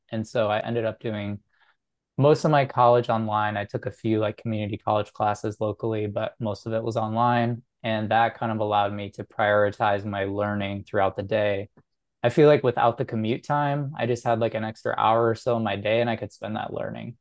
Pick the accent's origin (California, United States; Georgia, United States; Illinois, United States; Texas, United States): Illinois, United States; Chicago; I grew up in the Chicago area